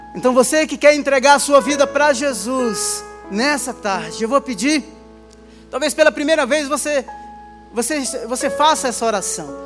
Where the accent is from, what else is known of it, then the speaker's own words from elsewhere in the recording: Baía Formosa, Rio Grande do Norte, Brazil; now in São Paulo, Brazil; minha infância, lá em Bahia Formosa, uma das praias mais lindas do Rio Grande do Norte. Eu já estava aqui em São Paulo